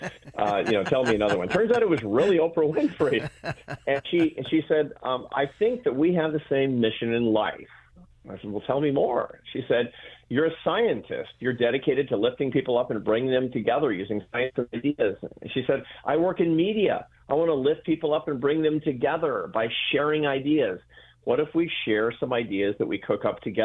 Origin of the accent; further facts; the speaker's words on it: Seattle, Washington, United States; I grew up in Seattle, Washington